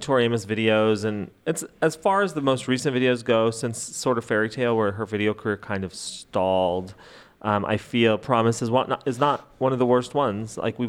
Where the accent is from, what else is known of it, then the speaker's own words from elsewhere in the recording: United States; I hate to break it to you, I'm American.